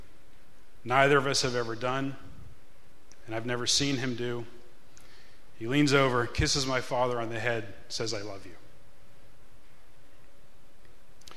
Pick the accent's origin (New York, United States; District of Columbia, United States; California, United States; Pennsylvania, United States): Pennsylvania, United States; Pittsburgh; We grew up in Pittsburgh